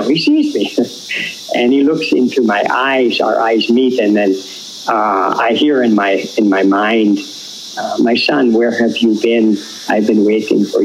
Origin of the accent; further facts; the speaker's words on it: Canada; first language English; moved away as an adult; I went home. And when I went home for some legal work in Canada